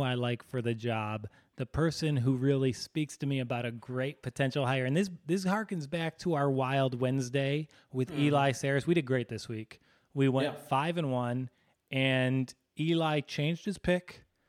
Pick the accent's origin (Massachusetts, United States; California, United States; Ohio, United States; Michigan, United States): Michigan, United States; Dearborn; who is from my same hometown of Dearborn, Michigan. He is a Muslim from East Dearborn, which, you know, I grew up in East Dearborn.